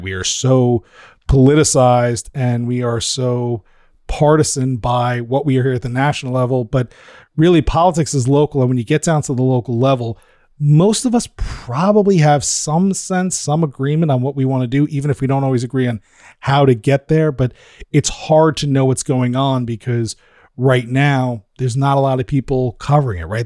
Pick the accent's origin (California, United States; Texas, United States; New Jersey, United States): New Jersey, United States; I'm from New Jersey